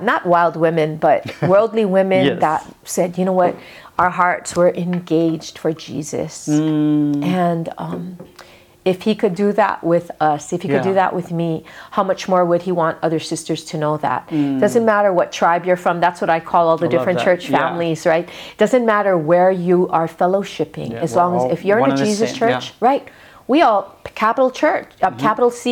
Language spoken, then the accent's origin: English; Kaneohe, Hawaii, United States; when I was a little kid growing up in Kaneohe